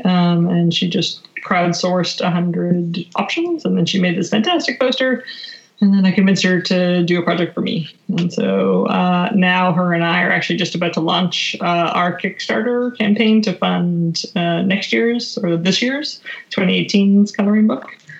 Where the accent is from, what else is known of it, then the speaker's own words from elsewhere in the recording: just outside of Calgary, Alberta, Canada; moved away; I was raised in Alberta, uh, just outside of Calgary, Canada